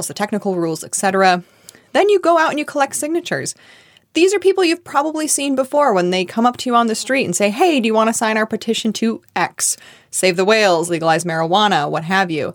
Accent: Michigan, United States; my home state of Michigan

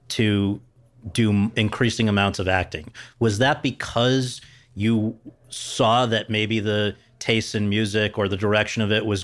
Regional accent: Philadelphia, Pennsylvania, United States; You know, I'm a kid from South

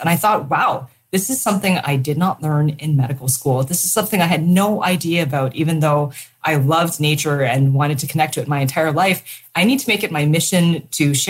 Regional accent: Toronto, Ontario, Canada; moved away as an adult; now in Vancouver, Canada; growing up in Toronto, in a suburb of Toronto

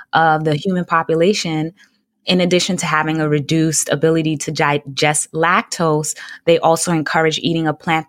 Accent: New York City, New York, United States; I grew up in Brooklyn, New York, and my family is all from Jamaica. I'm the only one born here in the U.S.

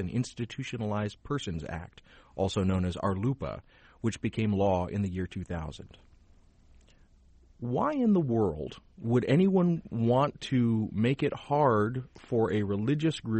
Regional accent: the South, United States; I come from the South

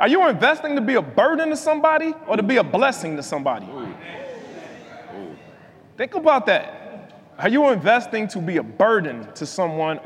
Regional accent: Chicago, Illinois, United States; I'm from Chicago

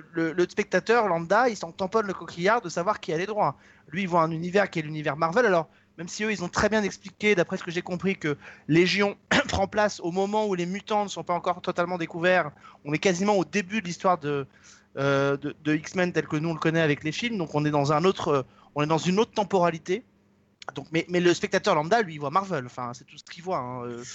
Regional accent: France; chez nous en France

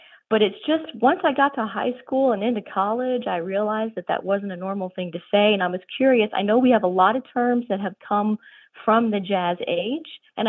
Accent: Cincinnati, Ohio, United States; now in Harrogate, United States; I originally grew up in the Cincinnati area

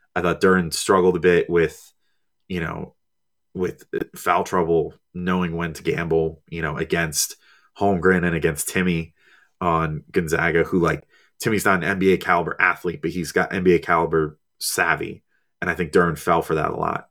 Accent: New Jersey, United States; I'm a Jersey guy, born and raised, you know, I was, I've, I've always been in New Jersey my whole life.

